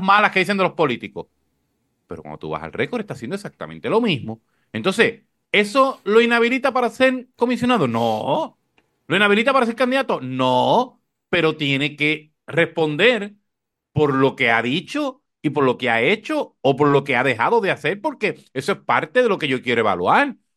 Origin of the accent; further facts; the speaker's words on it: Corozal, Puerto Rico; yo recuerdo una primaria en mi pueblo en Corozal